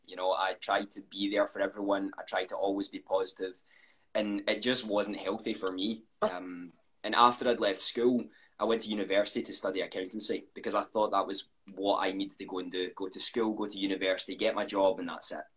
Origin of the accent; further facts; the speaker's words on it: Scotland, United Kingdom; I'm 21. Uh, I'm from Scotland